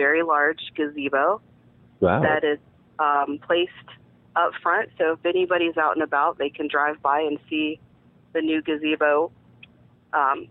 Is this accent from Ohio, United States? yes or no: yes; Greenville, Ohio, United States; moved away as an adult; now in Indiana, United States; I'm from Greenville, Ohio. I grew up dairy farming.